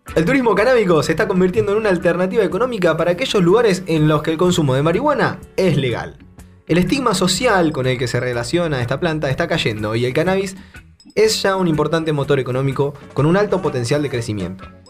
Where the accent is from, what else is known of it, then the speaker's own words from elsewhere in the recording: Bahía Blanca, Buenos Aires Province, Argentina; somos de Bahía Blanca, una ciudad al centro sur de, Argentina.